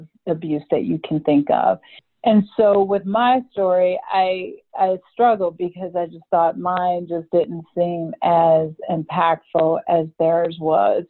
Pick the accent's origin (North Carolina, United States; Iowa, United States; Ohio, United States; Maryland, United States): Ohio, United States; Cleveland; moved away as an adult; now in Atlanta, United States; I was born and raised in Cleveland, Ohio, and just recently moved to Atlanta about 2 years ago